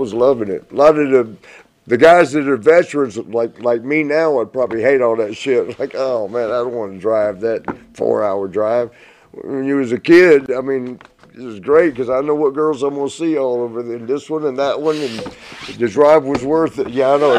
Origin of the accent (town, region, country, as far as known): Columbus, Georgia, United States; born or raised there; moved away as an adult